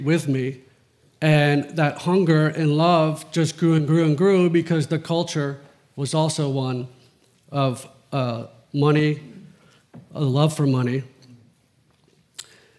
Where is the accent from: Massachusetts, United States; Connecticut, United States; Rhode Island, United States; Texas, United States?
Connecticut, United States; Greenwich; I grew up in Old Greenwich and Riverside